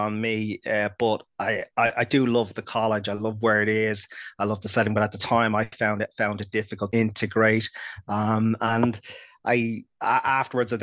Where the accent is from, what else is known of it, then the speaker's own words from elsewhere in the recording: Dublin, Leinster, Ireland; I grew up in North Dublin in Santry